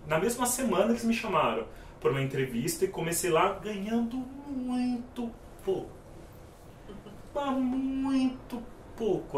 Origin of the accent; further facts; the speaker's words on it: São Paulo, Brazil; eu sou da periferia de São Paulo, da região do Capão Redondo